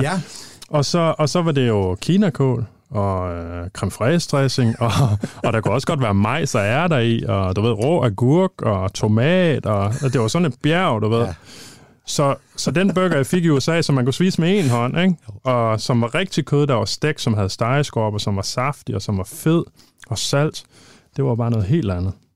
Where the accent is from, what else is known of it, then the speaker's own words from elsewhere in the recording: Thy, just outside Thisted, North Denmark Region, Denmark; moved away; jeg er fra Thy, født og opvokset i, øh, lige uden for Tisted